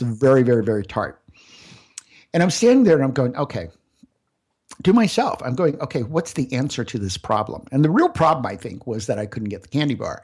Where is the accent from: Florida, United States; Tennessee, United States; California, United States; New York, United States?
Florida, United States; Central; I grew up out in Central Florida